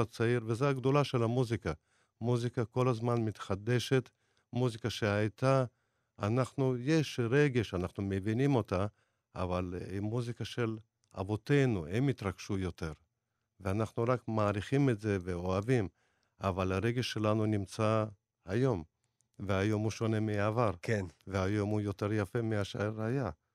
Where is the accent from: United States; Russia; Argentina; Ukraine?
Russia; Dagestan; now in Israel; זה 200 קילומטר מעיר שנולדתי. אני מדגיסטן